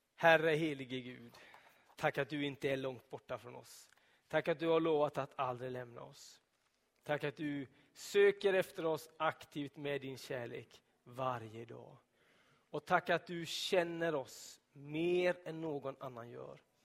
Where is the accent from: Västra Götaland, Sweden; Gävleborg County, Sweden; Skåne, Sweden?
Västra Götaland, Sweden; Donsö; På Donsö, där jag växte upp, i södra skärgården